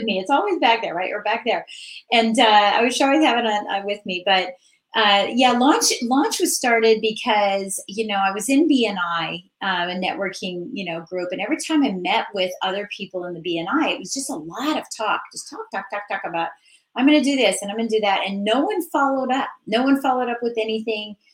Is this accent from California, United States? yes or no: no; Virginia, United States; I'm from Virginia. I'm in Northern Virginia